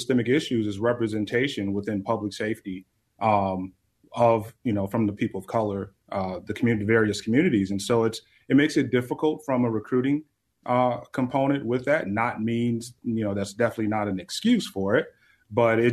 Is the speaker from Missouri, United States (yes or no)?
no; Chicago, Illinois, United States; moved away as an adult; now in Salt Lake City, United States; Growing up in Chicago